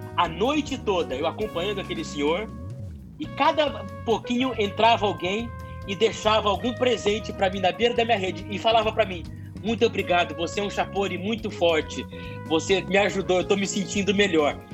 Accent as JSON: {"language": "Portuguese", "town": "Campo Grande", "region": "Mato Grosso do Sul", "country": "Brazil", "tie": "born or raised there", "said": "Eu sou de Campo Grande, nasci já em Campo Grande"}